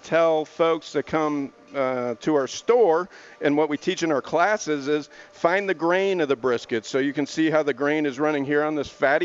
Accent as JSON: {"language": "English", "region": "Missouri", "country": "United States", "tie": "born or raised there", "moved": "yes", "said": "where I grew up in Missouri"}